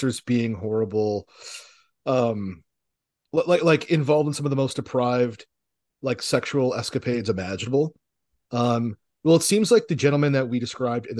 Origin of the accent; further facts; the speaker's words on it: Portugal; Yes, we are from Iberia as Spaniards, but we are not Latino or Hispanic.